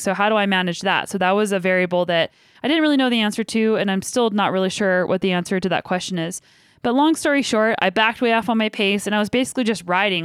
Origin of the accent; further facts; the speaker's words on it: Canada; we're both from Canada